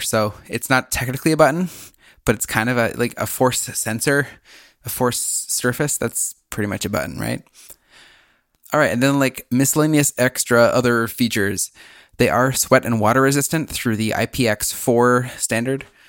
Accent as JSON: {"language": "English", "region": "Minnesota", "country": "United States", "said": "a Minnesotan"}